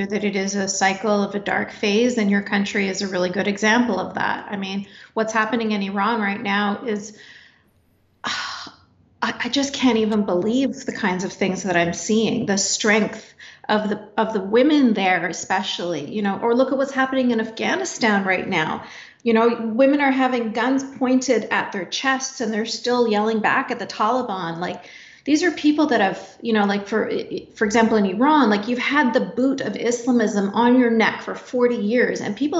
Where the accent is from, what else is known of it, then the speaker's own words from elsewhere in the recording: Canada; even though I was born and raised in Canada